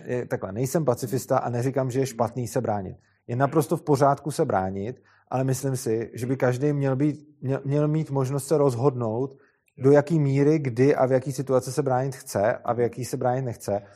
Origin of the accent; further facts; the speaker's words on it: Czechia; jsem Čech